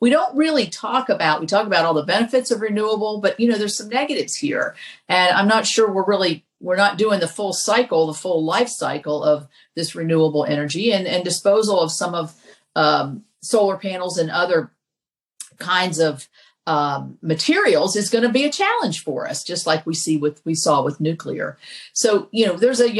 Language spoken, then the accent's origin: English; Kanawha Valley, West Virginia, United States; we're from the Kanawha Valley.